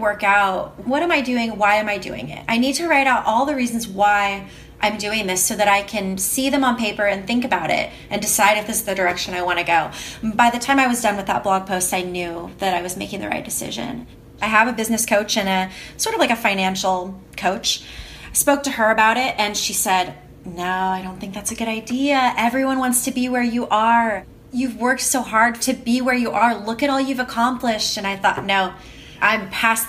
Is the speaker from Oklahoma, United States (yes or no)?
yes; Oklahoma City, Oklahoma, United States; moved away as an adult; moving back to the US and moving back to Oklahoma City, my hometown